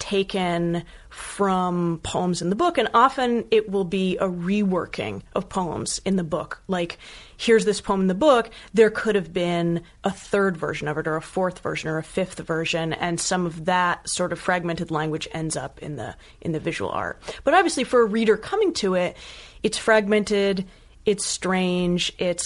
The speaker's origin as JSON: {"language": "English", "town": "Bethesda", "region": "Maryland", "country": "United States", "moved": "as an adult", "said": "I'm from Maryland. Yeah. I'm from Bethesda outside of DC"}